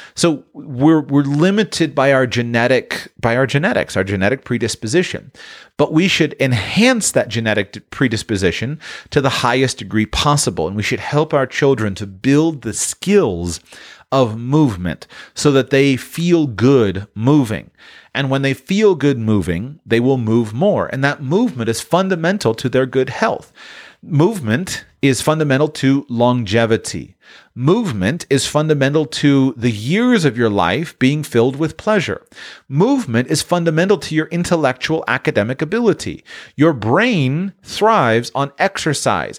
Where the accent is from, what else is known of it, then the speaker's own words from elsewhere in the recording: Sunshine State, Florida, United States; I grew up in the Sunshine State